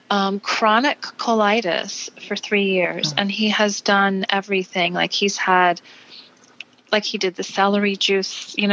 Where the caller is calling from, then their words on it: Charlottesville, Virginia, United States; So I'm a, I'm calling from Charlottesville, Virginia.